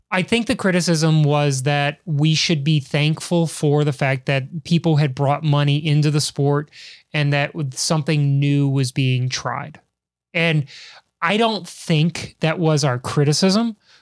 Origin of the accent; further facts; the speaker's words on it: Chicago, Illinois, United States; I'm from the great white north that is Chicago